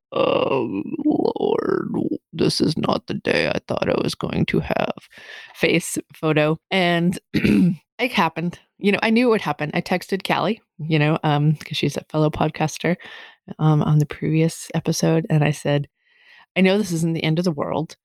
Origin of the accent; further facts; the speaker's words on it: Massachusetts, United States; moved away; I can tell I'm from Massachusetts when I say use guys